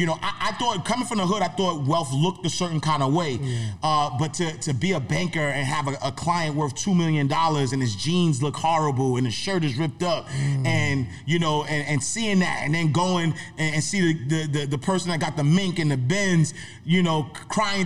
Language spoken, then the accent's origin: English; New York City, New York, United States; I'm from Harlem, first and foremost. I got to say that because my guys back in the block, they would never forgive me. So I'm from St. Nicholas Projects, 129th Street, 8th Avenue. Grew up single parent home